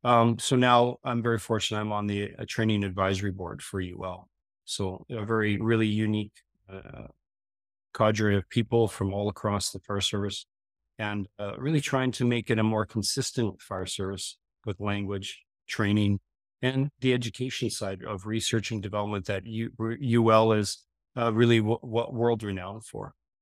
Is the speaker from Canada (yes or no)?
yes; Gillam, Manitoba, Canada; So it was really rural Manitoba there. I grew up in Gillam by Hudson Bay, mostly Nipawa. That was most of my life as a young fella.